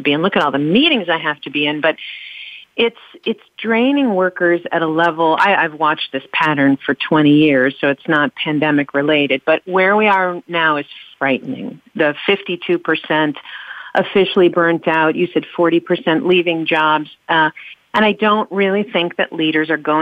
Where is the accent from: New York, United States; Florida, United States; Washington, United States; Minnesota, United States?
New York, United States; New York City; I grew up in New York City